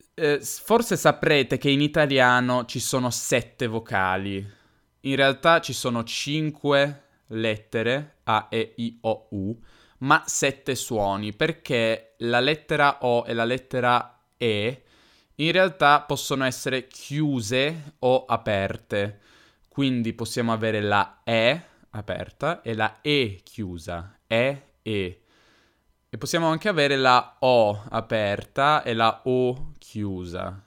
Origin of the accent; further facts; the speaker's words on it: Turin, Piedmont, Italy; accent: Piedmontese / Turinese; io sono piemontese, sono di Torino